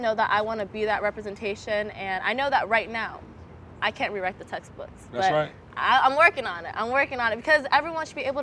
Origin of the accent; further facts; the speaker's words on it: Milpitas, California, United States; growing up in Milpitas, California